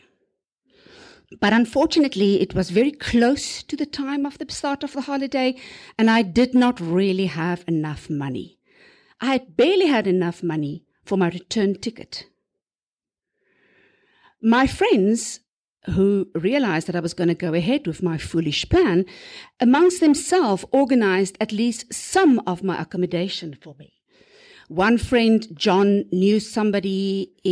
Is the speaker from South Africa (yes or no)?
yes; South Africa; I'm from South Africa. I was a teacher there too